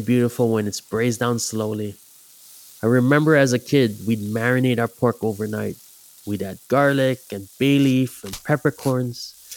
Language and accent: English; Big Island, Hamakua Coast, Hawaii, United States; I grew up on the Big Island on the Hamakua Coast.